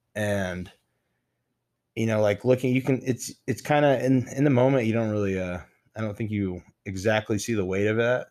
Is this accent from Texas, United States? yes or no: yes; Midland, Texas, United States; moved away as an adult; now in Lubbock, United States; I grew up in Midland, Texas, you know, and came down to Lubbock